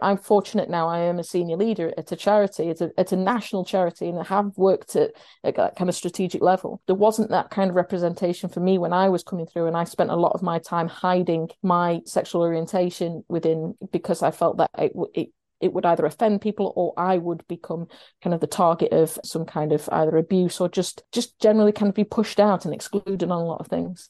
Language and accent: English; Sheffield, Yorkshire and the Humber, United Kingdom; I live in Sheffield and I'm from Sheffield